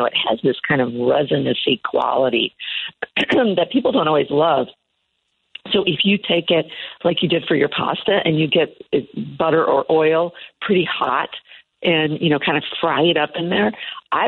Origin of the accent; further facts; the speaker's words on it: Iowa, United States; moved away; I'm from Iowa originally